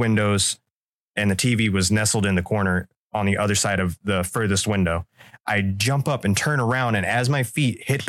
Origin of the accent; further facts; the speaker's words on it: Florida, United States; I lived in a haunted house growing up in Florida